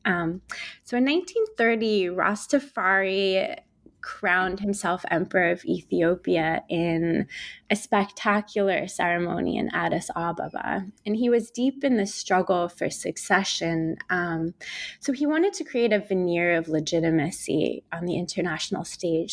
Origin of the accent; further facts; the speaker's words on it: New York City, New York, United States; I grew up in New York City, where I'm speaking to you from today